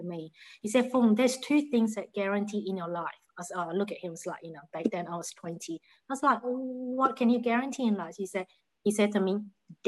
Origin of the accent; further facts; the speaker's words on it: Malaysia; moved away as an adult; now in Australia; I'm originally from Malaysia. So I've been in Australia since 1993